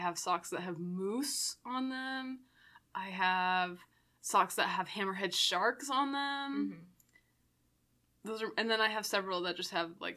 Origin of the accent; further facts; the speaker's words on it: Maine, United States; my home state of Maine